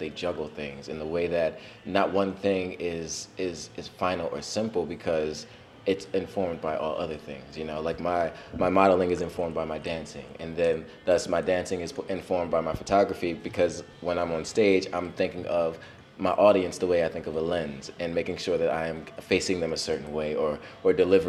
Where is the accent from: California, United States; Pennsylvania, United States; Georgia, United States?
Pennsylvania, United States; Norristown; moved away as an adult; also born or lived in West Philadelphia / Williamsport / Harlem, New York; we moved to Williamsport for a few years, and then we moved to Norristown, where I began kindergarten.